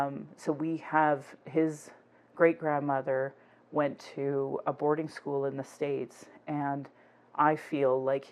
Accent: Northwest Territories, Canada; And it's like, I come from the Northwest Territories.

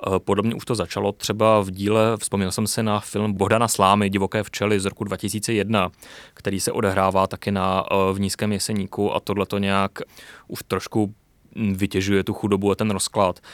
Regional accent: Ostrava, Moravian-Silesian Region, Czechia; já nejsem ze sudety, já jsem z Ostravy

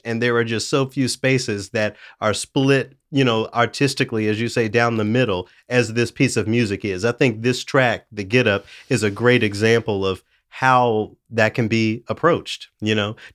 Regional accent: Tennessee, United States; I'm from Tennessee

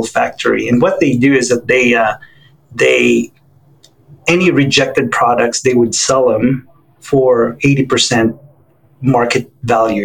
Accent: Philippines; moved away as an adult; also born or lived in Hawaii / New York; So I was born and raised in the Philippines to Chinese Filipino families.

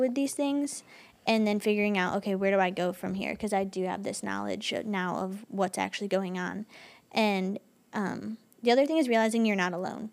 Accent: Michigan, United States; I'm from Michigan, so, like, we get seasonal depression a lot

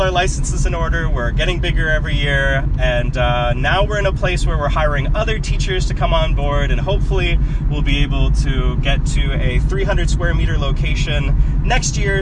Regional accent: Oshkosh, Wisconsin, United States; moved away as an adult; now in Tianjin, China; I grew up in Oshkosh, Wisconsin, and I went to Oshkosh West High School

